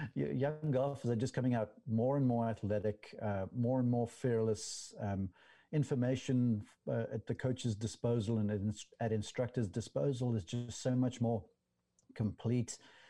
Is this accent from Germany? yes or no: no; South Africa; because over there we got limited television coverage of golf back then when I was growing up, and this was a teenager